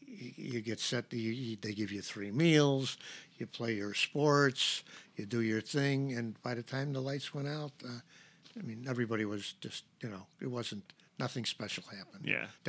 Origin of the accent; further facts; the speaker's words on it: Chicago, Illinois, United States; also born or lived in West Rogers Park, Chicago / Skokie, Illinois; I was born at Division in Kedzie. And we eventually moved up north.